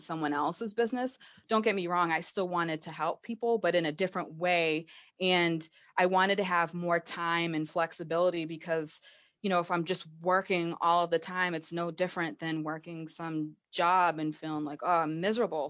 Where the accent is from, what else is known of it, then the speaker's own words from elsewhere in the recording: Massachusetts, United States; I am from Massachusetts. I've lived here my entire life